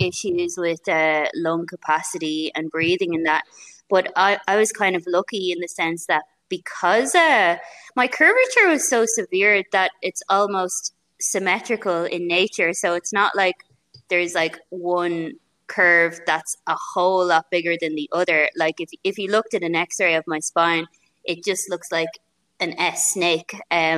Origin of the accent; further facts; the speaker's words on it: Rush, Leinster, Ireland; I have a gym here in my hometown of Rush where I train people